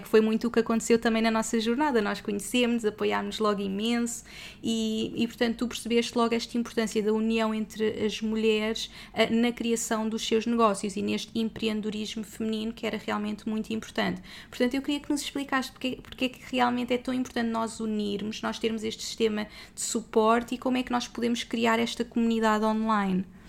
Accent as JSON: {"language": "Portuguese", "country": "Portugal", "moved": "yes", "said": "Somos portuguesas pelo mundo"}